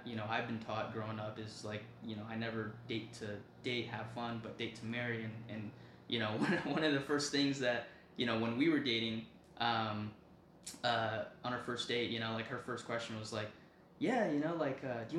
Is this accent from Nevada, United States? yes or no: yes; Las Vegas, Nevada, United States; moved away as an adult; now in Texas, United States; growing up in Vegas